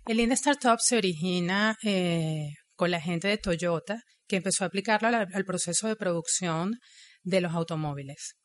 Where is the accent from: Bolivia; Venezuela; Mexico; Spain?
Venezuela; moved away as an adult; now in Montreal, Canada; Yo soy ingeniero, soy venezolana, llegué a Montreal en el 2014